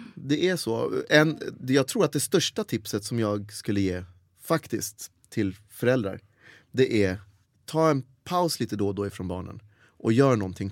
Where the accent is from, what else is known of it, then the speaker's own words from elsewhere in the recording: Helsingborg, Skåne, Sweden; accent: Scanian; moved away as an adult; also born or lived in United States; Jag växte upp i Helsingborg, där är ju whiter than white